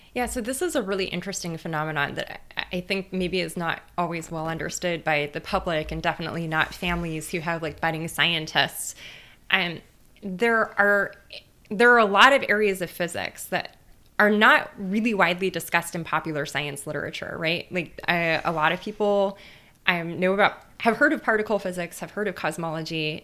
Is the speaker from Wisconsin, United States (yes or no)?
no; Los Angeles, California, United States; moved away as an adult; I grew up in East L